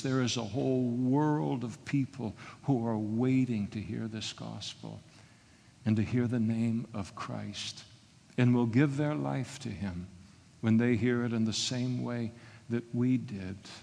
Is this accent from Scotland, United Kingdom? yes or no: yes; Scotland, United Kingdom; I'm a Scot